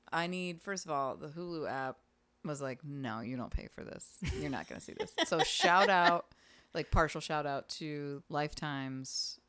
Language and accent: English; Pittsburgh, Pennsylvania, United States; Because I'm from the North.